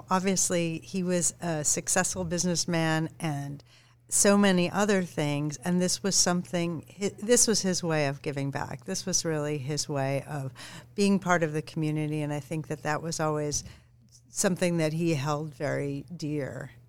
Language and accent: English; San Diego, California, United States; now in New York City, United States; I grew up in San Diego